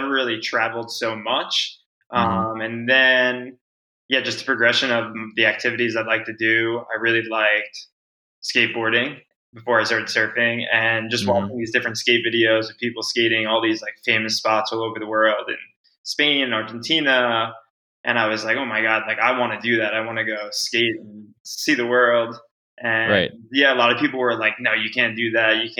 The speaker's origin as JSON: {"language": "English", "town": "Eastport", "region": "New York", "country": "United States", "tie": "born or raised there", "said": "I'm originally from Long Island. That's where I grew up"}